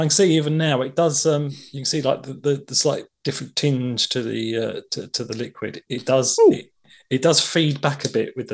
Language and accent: English; London, United Kingdom; obviously I'm from London